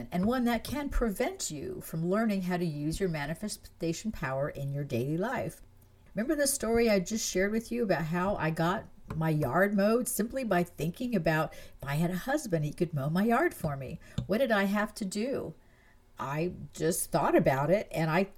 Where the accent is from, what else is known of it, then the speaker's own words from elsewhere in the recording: France; moved away; I was born in France. I grew up there, and I consider France to be my home